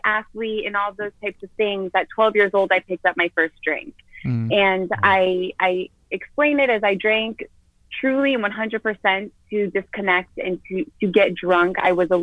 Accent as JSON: {"language": "English", "town": "Wellington", "region": "Florida", "country": "United States", "tie": "born or raised there", "said": "I was born and raised in Florida. I'm from Wellington, Florida, to be exact"}